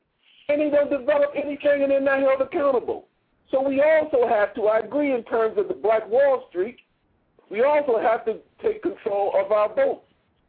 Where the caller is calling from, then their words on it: Maryland, United States; I'm calling you from Maryland.